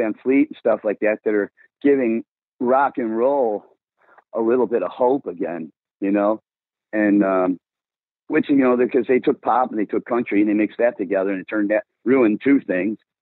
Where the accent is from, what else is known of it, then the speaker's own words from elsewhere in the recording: Blue Island, Illinois, United States; I'm from White Trash Blue Island